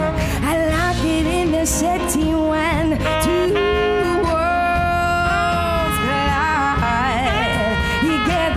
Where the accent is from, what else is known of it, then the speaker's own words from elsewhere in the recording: Indianapolis, Indiana, United States; Shout out to Indy, my hometown.